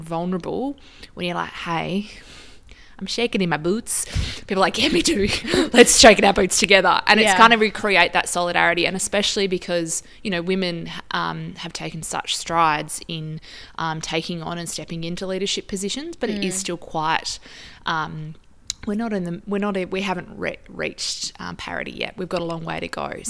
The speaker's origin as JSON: {"language": "English", "town": "Wongan Hills", "region": "Western Australia", "country": "Australia", "tie": "born or raised there", "also_born_or_lived": "Papua New Guinea", "said": "So I grew up in Wongan Hills and did my primary school education there."}